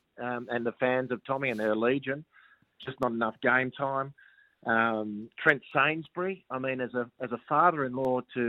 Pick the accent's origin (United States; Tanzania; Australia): Australia; particularly as a foreigner and as an Australian foreigner. You know, we're not the top of the pile when it comes to Japanese clubs doing their recruiting.